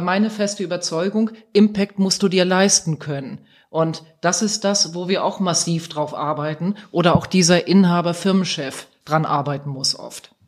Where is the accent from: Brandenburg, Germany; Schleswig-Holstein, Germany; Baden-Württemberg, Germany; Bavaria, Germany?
Schleswig-Holstein, Germany; Eckernförde; moved away; also born or lived in Essen; in Eckernförde da ein bestimmtes Gebäude, das ist in meiner Heimat, das liegt an der Ostseeküste